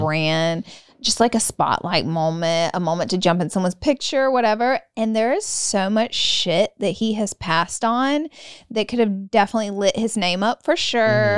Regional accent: the South, United States; I'm from the South

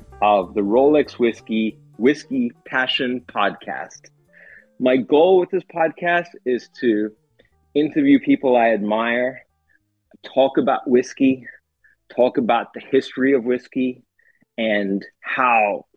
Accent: South Africa; moved away as an adult; now in United States; I grew up in South Africa

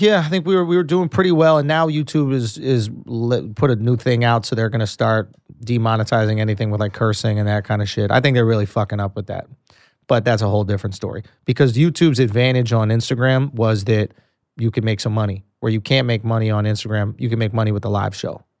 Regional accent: New York City, New York, United States; I grew up in New York City

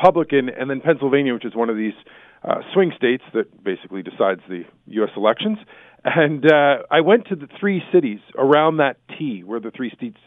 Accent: Canada; as a Canadian

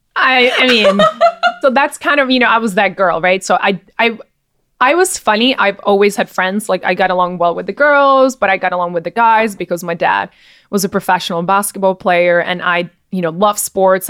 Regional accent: Czechia; also born or lived in New York; now in Miami, United States; I was from the Czech Republic

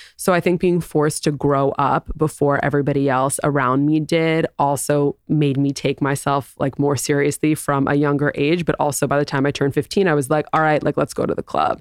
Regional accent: New York City, New York, United States; moved away as an adult; also born or lived in Southern California; I grew up in New York City

